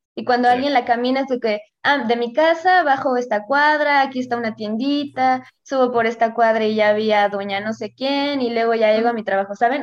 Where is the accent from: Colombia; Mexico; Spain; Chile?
Mexico; Querétaro; yo soy de Querétaro